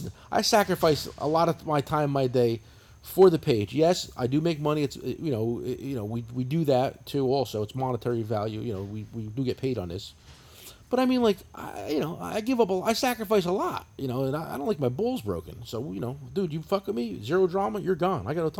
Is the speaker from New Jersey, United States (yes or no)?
yes; New Jersey, United States; I'm from New Jersey. This is how we talk